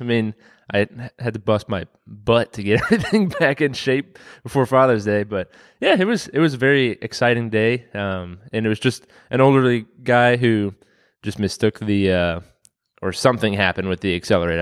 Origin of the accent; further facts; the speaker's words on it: Waynesboro, Virginia, United States; I grew up in Waynesboro